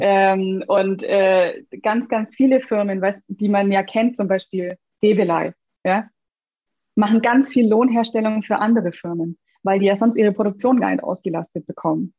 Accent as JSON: {"language": "German", "region": "Bavaria", "country": "Germany", "said": "ich komme übrigens aus Bayern"}